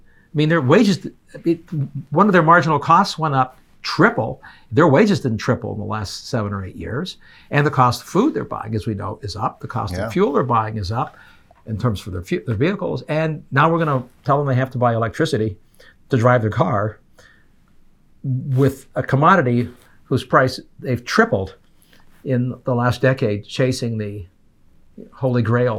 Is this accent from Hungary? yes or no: no; Canada; now in United States; I'm an immigrant. I came from Canada, adopted this country.